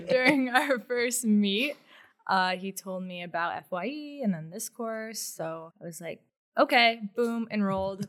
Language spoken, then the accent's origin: English; Newington, Connecticut, United States; also born or lived in Boston, Massachusetts; growing up in Connecticut